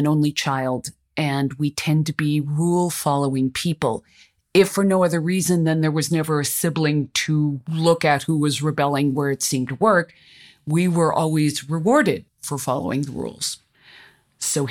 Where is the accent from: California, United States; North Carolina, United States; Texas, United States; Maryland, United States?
California, United States; Los Angeles; I'm from Los Angeles